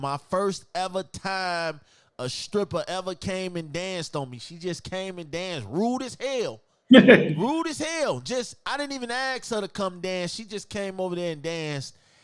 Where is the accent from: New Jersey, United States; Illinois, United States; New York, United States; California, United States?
Illinois, United States; Chicago; I'm from Chicago, and I'm probably the only dude from Chicago that don't dance, that don't footwork